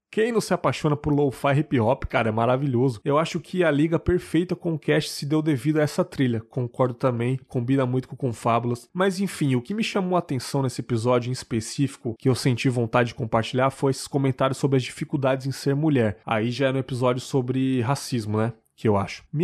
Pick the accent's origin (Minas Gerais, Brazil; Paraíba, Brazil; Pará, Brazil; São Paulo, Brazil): São Paulo, Brazil; Guarulhos; tenho 31 anos e sou de Guarulhos, São Paulo.